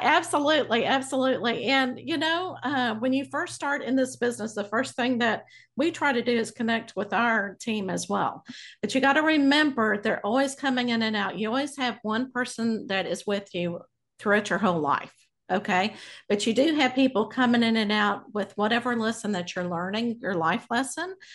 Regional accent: Abilene, Texas, United States; I grew up in Abilene, Texas.

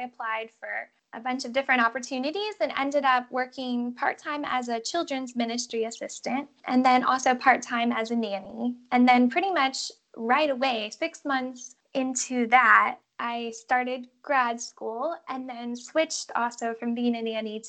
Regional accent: Fort Lauderdale, Florida, United States; moved away as an adult; also born or lived in Chicago; now in Albania; I am originally from Fort Lauderdale, Florida, but decided to go to college in Chicago

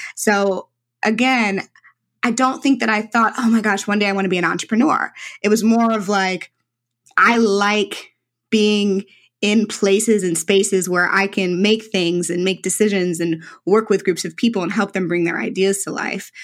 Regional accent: St. Louis, Missouri, United States; was a young black girl in St. Louis. Um, I am very Midwestern, uh, very traditional St. Louis background

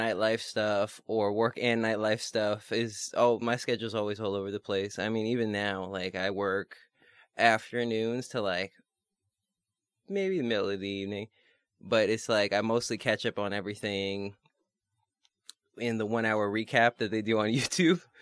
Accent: New York City, New York, United States; as a New Yorker

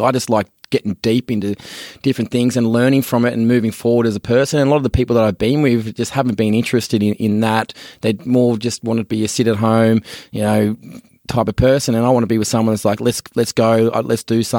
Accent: Australia; moved away as an adult; also born or lived in San Francisco; being an Aussie, you know, moving over there with the accent

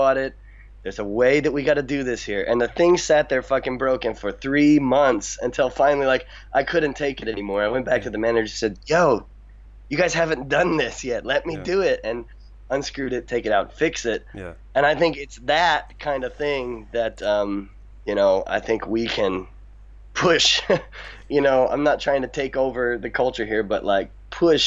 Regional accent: United States; moved away as an adult; now in Niigata, Japan; I'm an American

